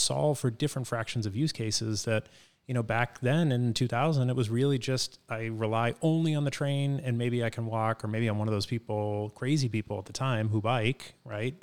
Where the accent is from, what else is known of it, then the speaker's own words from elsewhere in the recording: Boston, Massachusetts, United States; I grew up in Dorchester, and so I had some firsthand experience on knowing what it's like to navigate a city